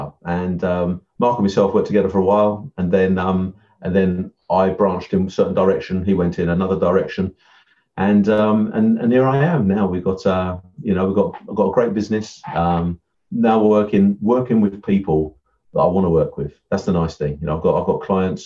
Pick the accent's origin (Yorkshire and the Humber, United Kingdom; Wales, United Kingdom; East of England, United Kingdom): East of England, United Kingdom; Essex; also born or lived in Yorkshire; I'm from Essex. I'm Essex man, as they say. So, I grew up in sort of Southend and sort of Colchester areas